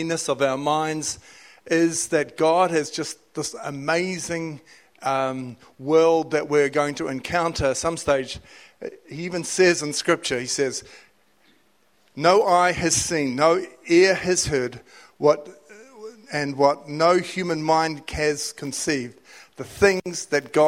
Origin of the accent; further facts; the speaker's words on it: Whanganui, Manawatū-Whanganui, New Zealand; I was living in Whanganui, it's my hometown